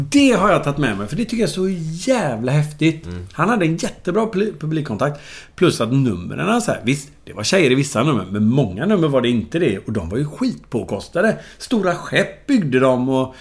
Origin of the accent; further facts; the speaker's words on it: Gothenburg, Västra Götaland, Sweden; där växte jag upp. Och så gick jag ju då, som jag sa, i Toleskolan